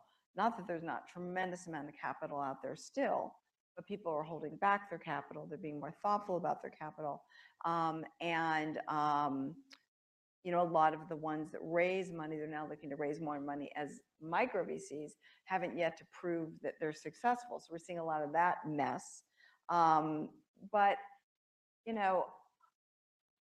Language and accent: English; New York, United States; I'm a New Yorker